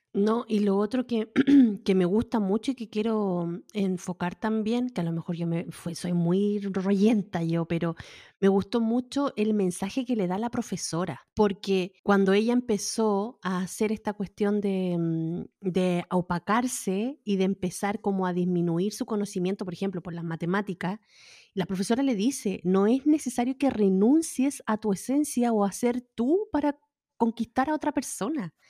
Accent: Valparaíso, Chile; moved away; yo nací criada en Valparaíso

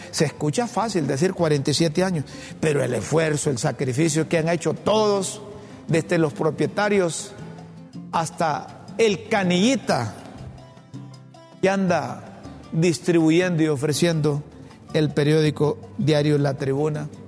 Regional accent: Honduras

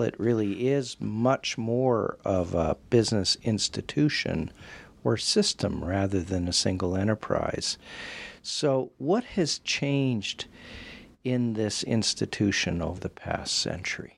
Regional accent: Western Canada, Canada; growing up in Western Canada

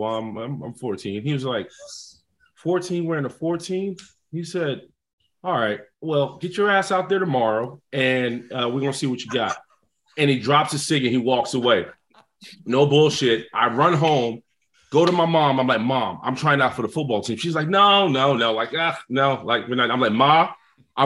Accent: New York City, New York, United States; I'm from the South Bronx, New York

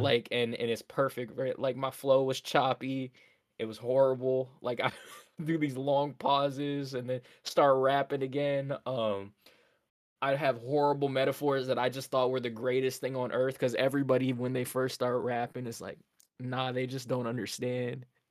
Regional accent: Nova Scotia, Canada; born in Nova Scotia, born and raised

